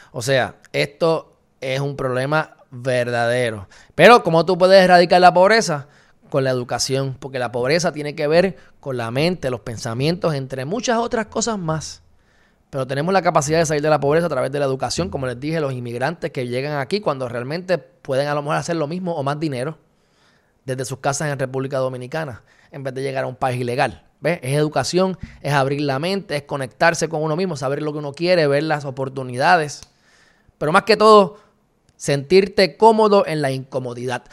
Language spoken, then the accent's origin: Spanish; Puerto Rico; puertorriqueños enteros, para propósito de Estados Unidos, somos minoría en general, somos hispanos